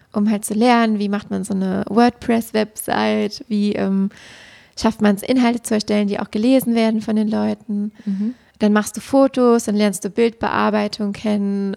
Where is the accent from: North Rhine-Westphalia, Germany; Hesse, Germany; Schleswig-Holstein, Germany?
North Rhine-Westphalia, Germany; Siegen area; nach dem Abitur in meiner Heimat quasi geblieben, um in Siegen dann Lehramt zu studieren